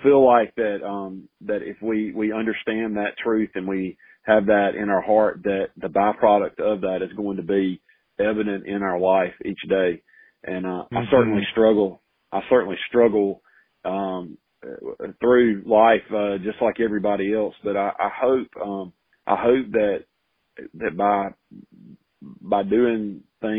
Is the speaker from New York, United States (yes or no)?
no; Selma, Alabama, United States; moved away as an adult; also born or lived in Auburn; now in Prattville, United States; I grew up in Selma, not far from Prattville